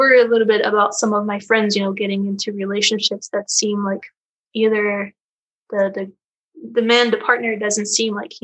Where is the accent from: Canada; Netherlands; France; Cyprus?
France; Paris, Île-de-France; now in United States; I'm from France, which is usually considered a pretty pro-natalist country